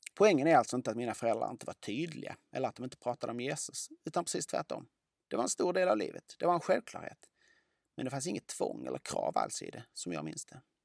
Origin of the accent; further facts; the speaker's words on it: Lund, Skåne, Sweden; Jag växte upp i Lund